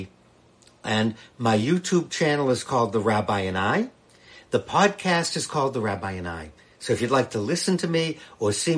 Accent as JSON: {"language": "English", "town": "Boston", "region": "Massachusetts", "country": "United States", "tie": "born or raised there", "moved": "yes", "lives_now": "Washington, D.C., United States", "said": "I'm a Bostonian, born and brought up in Massachusetts, but now I live here in the nation's capital."}